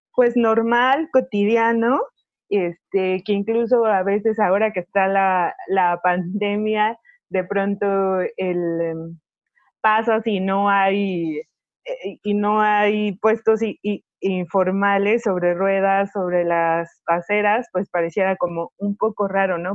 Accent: Mexico; los mexicanos mexicanos lo tenemos en las, en las venas

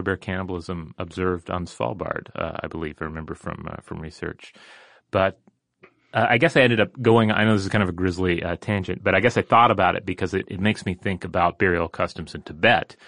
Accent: Newfoundland and Labrador, Canada; when I was a kid in Newfoundland, Canada

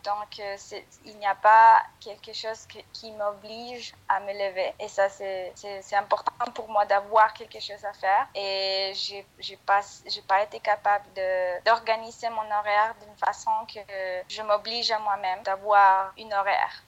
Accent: Bogotá, Bogotá Capital District, Colombia; French is a second language; now in Cartagena, Colombia; je suis pas d'ici, je suis de Bogota

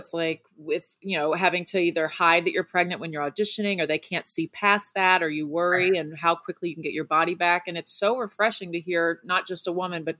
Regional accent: Southeast Texas, United States; Girl, I'm from Southeast Texas, so I know that humidity and I know that heat

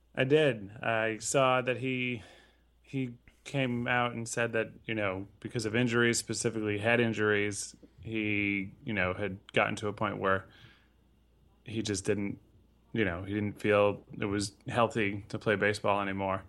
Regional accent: Connecticut, United States; Growing up in Connecticut, I went to a lot of games up there

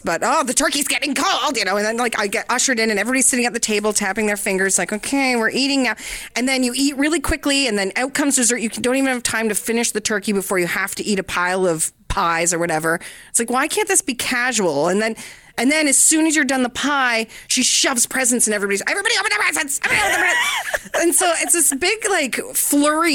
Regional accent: Kingston, Ontario, Canada; moved away; back home in my hometown of Kingston

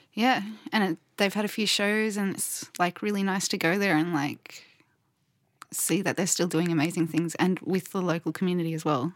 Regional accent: Queensland, Australia; we're from Queensland

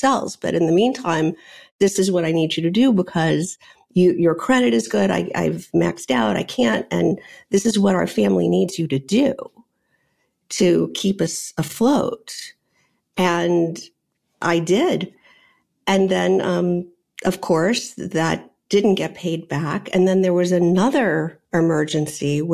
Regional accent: New Orleans, Louisiana, United States; moved away as an adult; also born or lived in Virginia / New York; I grew up in New Orleans. I went to college in Virginia and ended up in New York

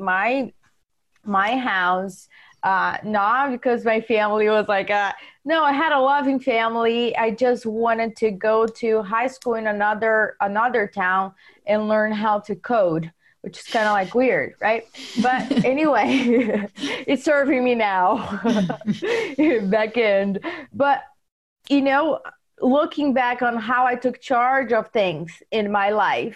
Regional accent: Brazil; English is a second language; moved away as an adult; now in United States; I was born in Brazil. I didn't know what real estate meant when I moved here.

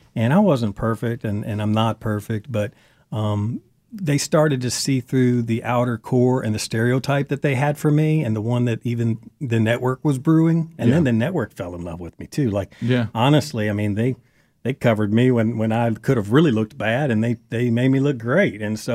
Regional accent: Kentucky, United States; also born or lived in Wisconsin / Phoenix / Baltimore; And I'm from Kentucky, but I was born in Wisconsin and lived in Phoenix, Arizona, Baltimore, Maryland, Eastern Kentucky, Western Kentucky.

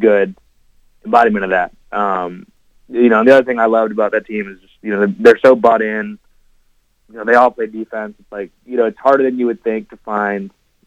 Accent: Chicago, Illinois, United States; I'm from Chicago

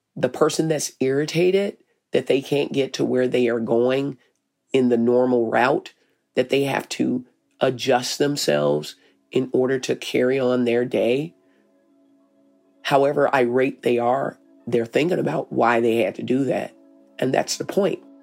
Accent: Arkansas, United States; moved away as an adult; now in Minneapolis, United States; I'm from Arkansas.

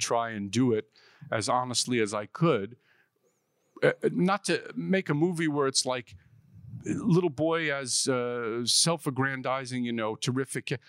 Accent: New York City, New York, United States; born or raised there

